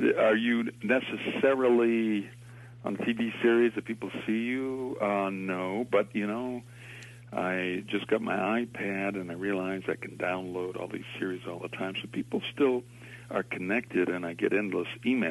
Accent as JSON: {"language": "English", "town": "Boston", "region": "Massachusetts", "country": "United States", "tie": "born or raised there", "said": "I was born in Boston"}